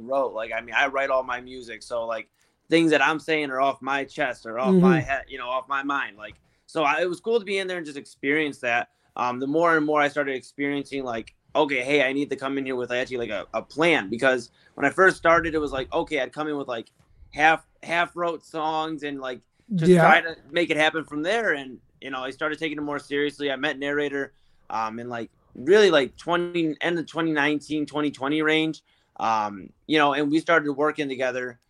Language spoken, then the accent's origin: English; Cleveland, Ohio, United States; also born or lived in Parma, Ohio; I grew up in Old Brooklyn, which is like really Cleveland.